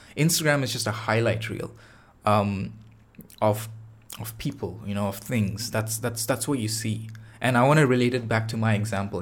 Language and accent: English; Chennai, Tamil Nadu, India; now in Toronto, Canada; Chennai, uh, which is, uh, the city that I'm from, uh, back in India. That was, that's like my hometown.